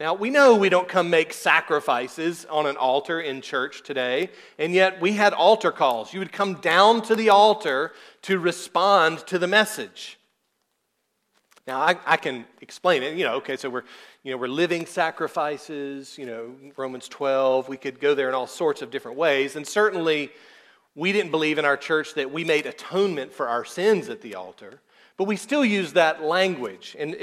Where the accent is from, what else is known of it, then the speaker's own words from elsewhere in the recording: South Georgia, United States; I'm from South Georgia, and that's just how we talk